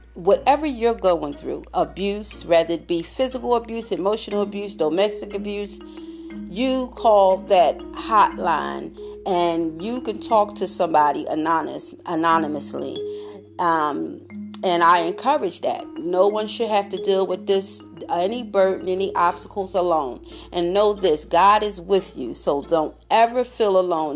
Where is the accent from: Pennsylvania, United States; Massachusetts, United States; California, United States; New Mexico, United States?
Pennsylvania, United States; Philadelphia; being from Philadelphia, growing up in Philadelphia all my life